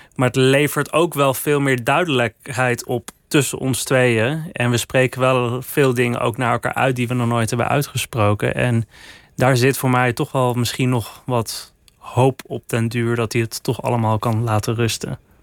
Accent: Netherlands; Ik ben gewoon een vrijgevochten Hollandse jongen in Nederland.

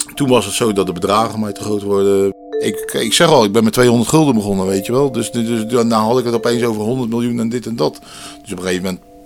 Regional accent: Dordrecht, South Holland, Netherlands; geboren in Dordrecht

